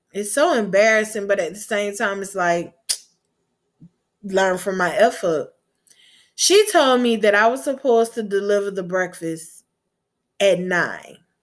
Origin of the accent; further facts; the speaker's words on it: Gulf Coast, United States; I'm from the Gulf Coast